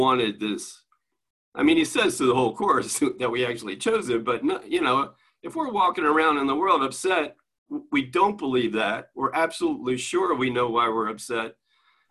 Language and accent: English; Maryland, United States; I'm from Maryland, but we said the same thing in Maryland